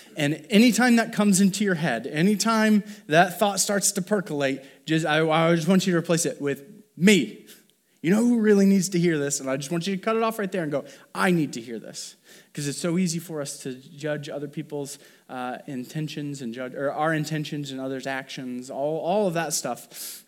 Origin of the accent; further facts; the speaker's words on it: Columbia City, Indiana, United States; I grew up in Columbia City, Indiana, the Midwest